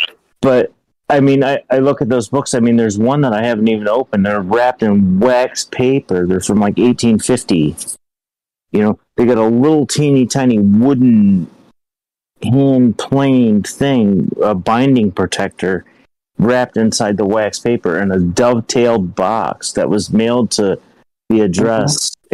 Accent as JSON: {"language": "English", "region": "Ohio", "country": "United States", "said": "I'm from Ohio."}